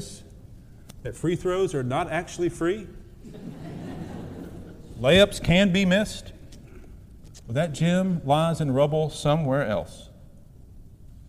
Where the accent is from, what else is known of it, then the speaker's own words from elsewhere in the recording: southeast Missouri, United States; moved away; I returned home to my hometown in southeast Missouri to visit my mother